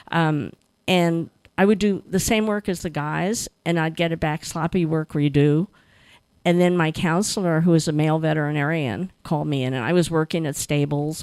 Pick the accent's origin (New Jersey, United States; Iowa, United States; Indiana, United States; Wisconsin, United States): New Jersey, United States; growing up in New Jersey in the 50s